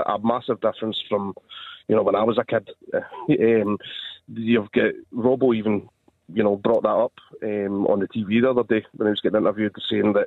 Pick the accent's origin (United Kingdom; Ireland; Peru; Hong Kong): United Kingdom; Motherwell, Scotland; moved away; I'm from Motherwell originally